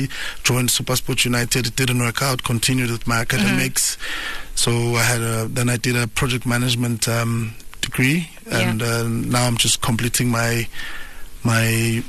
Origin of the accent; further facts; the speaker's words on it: East Rand, Gauteng, South Africa; also born or lived in Swaziland; I'm from the East Rand, but born in Swaziland.